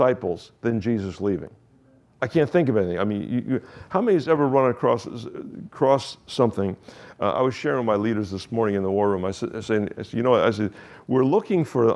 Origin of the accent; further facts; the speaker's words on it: Key West, Florida, United States; I'm from Key West, from this little 2x4 island